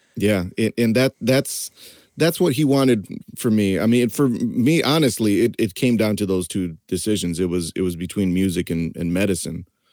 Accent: East Lansing, Michigan, United States; I grew up in East Lansing, Michigan

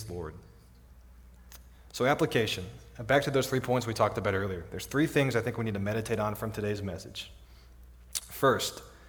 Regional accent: Midland, Texas, United States; now in Odessa, United States; I grew up in Midland.

